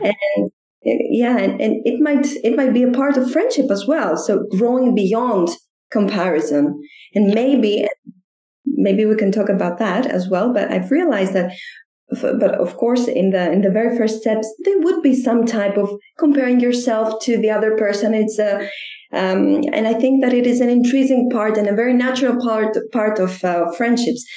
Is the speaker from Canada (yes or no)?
no; Greece; now in Athens, Greece; I'm from Greece